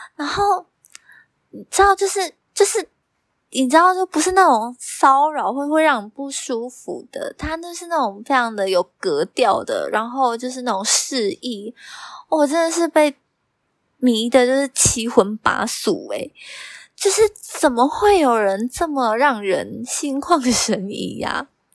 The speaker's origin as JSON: {"language": "Chinese", "country": "Taiwan", "said": "我身为台湾人呢，我是习惯让座的"}